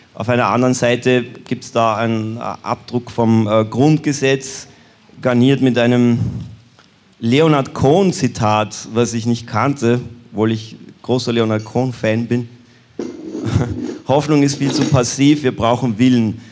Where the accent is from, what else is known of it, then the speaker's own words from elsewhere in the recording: Austria; in meinem Heimatland Österreich